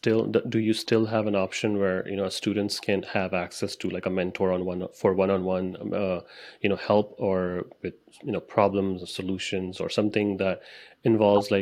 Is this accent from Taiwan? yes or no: no; Dubai, United Arab Emirates; moved away as an adult; I grew up in Dubai.